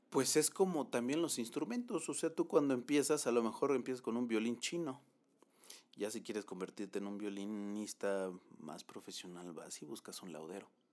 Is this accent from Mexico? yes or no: yes; Mexico; soy mexicano y, mexicano voy a ser en, en, Baja California como en Chiapas